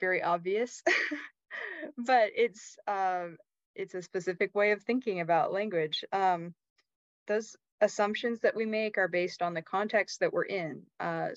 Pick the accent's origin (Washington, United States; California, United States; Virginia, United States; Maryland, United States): Washington, United States; Bellingham; moved away as an adult; I grew up in Bellingham, Washington, up in the very northwest corner of the states